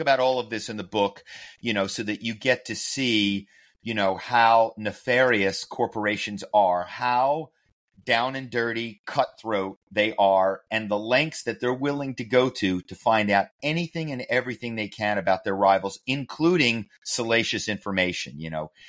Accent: Philadelphia, Pennsylvania, United States; moved away as an adult; also born or lived in New York; now in Los Angeles, United States; I grew up in Philly

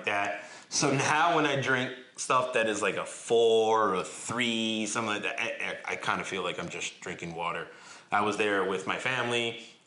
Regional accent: North Bergen, New Jersey, United States; my hometown of North Bergen

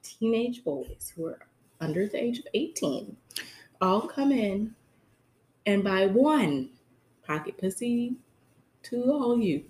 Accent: the South, United States; I'm from the South, but they never have.

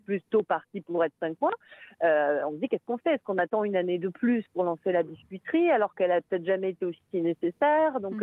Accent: France; now in Brussels, Belgium; je suis française

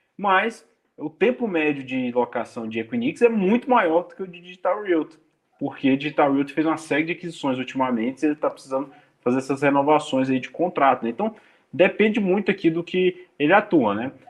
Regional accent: Brazil; eu sou brasileiro

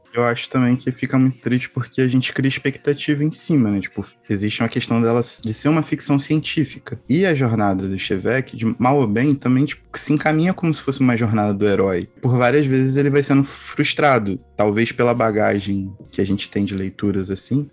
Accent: Brazil; a gente, enquanto brasileiro, latino-americano

